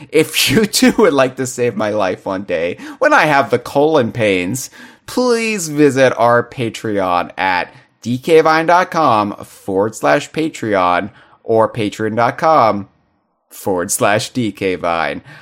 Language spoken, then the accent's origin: English; United States; I'm an American